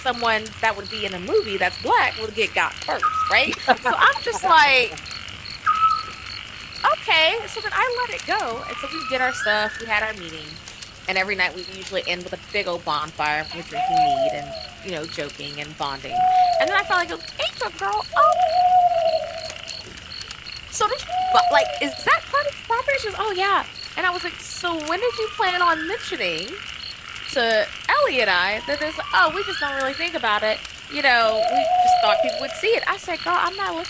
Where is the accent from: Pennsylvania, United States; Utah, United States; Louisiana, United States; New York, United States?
Louisiana, United States; New Orleans; moved away; I'm from New Orleans originally